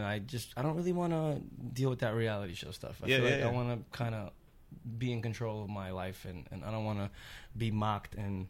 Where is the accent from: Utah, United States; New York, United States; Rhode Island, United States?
New York, United States; New York City; I'm from Queens, New York, born and raised.